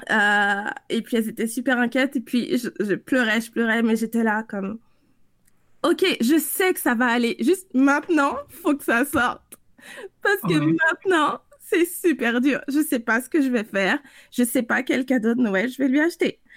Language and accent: French; France; also born or lived in South America; je suis française, mais j'ai grandi en Amérique du Sud, puis jusqu'à jusqu'à la fin du secondaire là-bas.